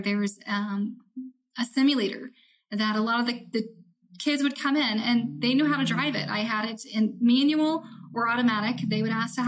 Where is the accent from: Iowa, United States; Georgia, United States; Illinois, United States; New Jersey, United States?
Iowa, United States; I'm from Iowa